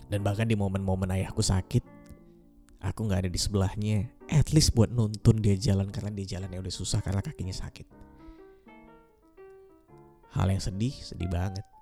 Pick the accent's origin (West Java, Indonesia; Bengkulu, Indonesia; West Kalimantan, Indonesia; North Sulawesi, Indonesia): West Kalimantan, Indonesia; Pontianak; also born or lived in Yogyakarta; FYI, aku dari Pontianak, kuliah di Jogja selama 6 tahun lebih. 6 tahun lebih aku pulang ke Pontianak cuma setahun sekali.